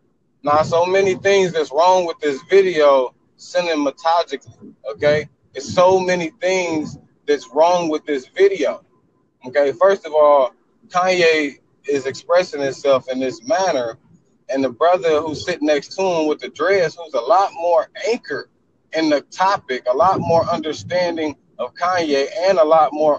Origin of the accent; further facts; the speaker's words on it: Detroit, Michigan, United States; I'm from Detroit, Michigan, okay? Southwest, you know what I'm talking about? The hood